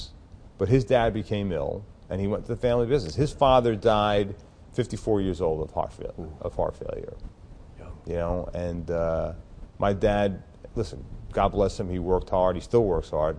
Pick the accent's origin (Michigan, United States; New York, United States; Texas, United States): New York, United States; Long Island; also born or lived in Queens, New York; I was born in Queens, raised in Long Island.